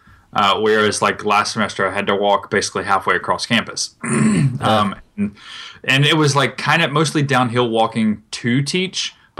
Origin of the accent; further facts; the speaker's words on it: North Carolina, United States; growing up in North Carolina